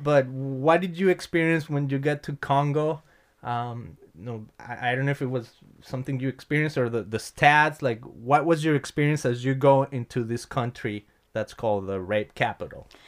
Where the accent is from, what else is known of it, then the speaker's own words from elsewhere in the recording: Mexico; moved away; I come from Mexico